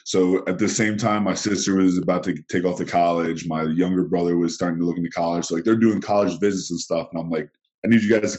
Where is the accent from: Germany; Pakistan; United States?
United States; Philadelphia, Pennsylvania; now in California, United States; I grew up in Philadelphia, Pennsylvania, and the East Coast